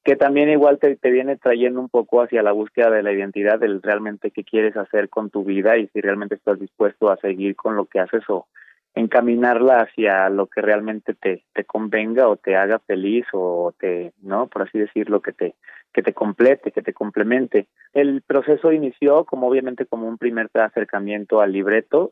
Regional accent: Guadalajara, Jalisco, Mexico; also born or lived in Torreón, Coahuila; yo soy de Torreón, Coahuila, pero me crié en Guadalajara, me formé en Guadalajara

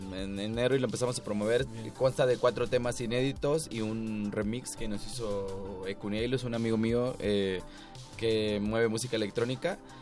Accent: Acapulco, Guerrero, Mexico; nosotros somos de Acapulco

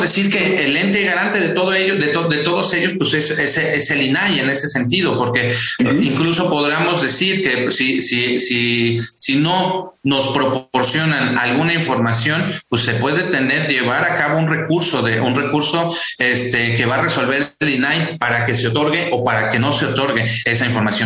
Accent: Mexico City, Mexico; yo soy capitalino igual que todas y todos nosotros

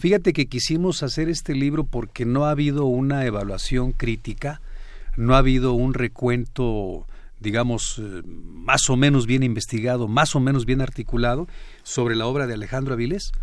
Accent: Michoacán, Mexico; yo soy de Michoacán

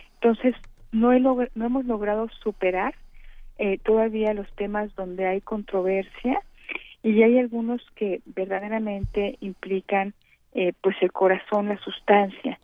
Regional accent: Mexico; los mexicanos sintamos que estamos avanzando

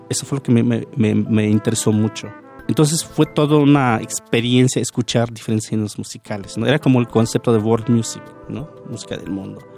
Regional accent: Oaxaca, Mexico; also born or lived in Veracruz; now in Mexico City, Mexico; cuando estoy en la Ciudad de México soy de Oaxaca, y cuando estoy en Barcelona pues, soy mexicano

